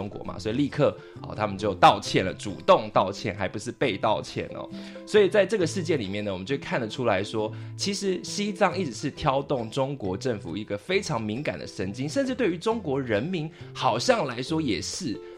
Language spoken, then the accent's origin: Chinese; Taiwan; 就如同我们台湾人很熟悉的嘛